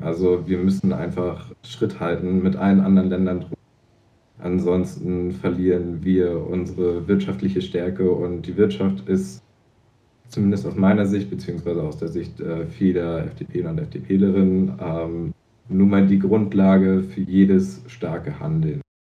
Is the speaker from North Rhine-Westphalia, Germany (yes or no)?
no; Zingst, Mecklenburg-Vorpommern, Germany; Zingst, da wo ich herkomme